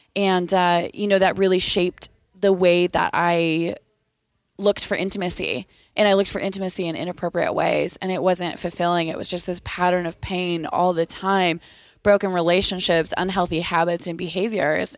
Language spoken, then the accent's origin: English; Eatonville, Washington, United States; I'm from Washington State. I'm from a super small town at the ba-, basement of Mount Rainier called Eatonville